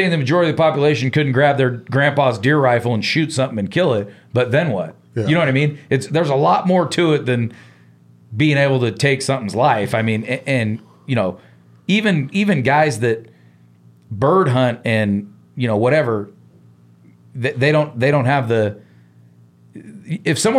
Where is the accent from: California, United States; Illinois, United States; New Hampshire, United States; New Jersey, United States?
California, United States; San Francisco; now in Billings, United States; I grew up in San Francisco, California. I moved to, you know, Billings, Montana, and I want to go hunting.